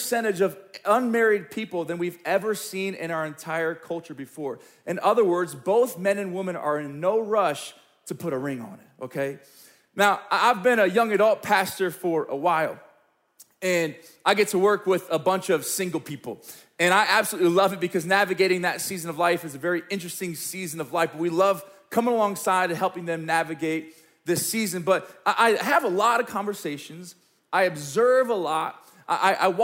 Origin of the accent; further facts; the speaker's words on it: Springfield, Missouri, United States; I grew up in the Midwest Bible Belt of Springfield, Missouri